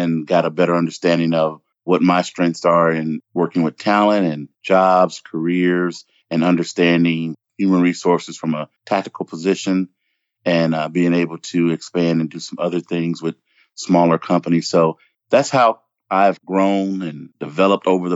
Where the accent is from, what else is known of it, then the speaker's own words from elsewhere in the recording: Memphis, Tennessee, United States; moved away as an adult; also born or lived in Davenport, Iowa / Columbus, Ohio; I'm born and raised in Memphis, Tennessee